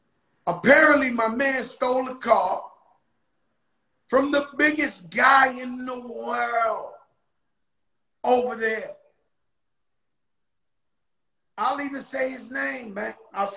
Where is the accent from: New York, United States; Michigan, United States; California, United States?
New York, United States; Bronx; You know, I was born in Bronx, Lebanon Hospital on Fulton Street. Across the street from where Larry Davis got into all that mess. Started from nothing. Me personally, proud of where I come from.